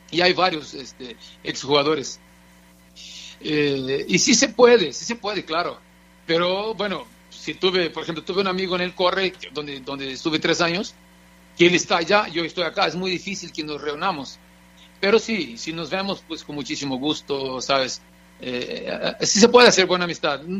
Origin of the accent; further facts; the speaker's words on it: Brazil; Spanish is a second language; moved away as an adult; now in Mexico; Ya, de hecho, ya llevo más años viviendo en México que en Brasil. Soy ahora sí, soy